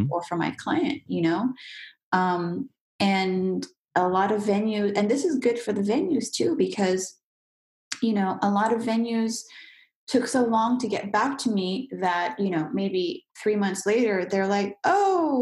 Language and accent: English; United States; moved away as an adult; now in France; as an American